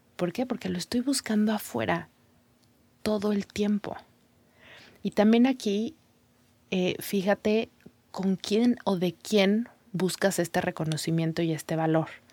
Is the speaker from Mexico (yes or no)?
yes; Mexico; first language Spanish; moved away as an adult; mi lengua es el, español, iba a decir el mexicano, mi lengua, mi idioma es el mexicano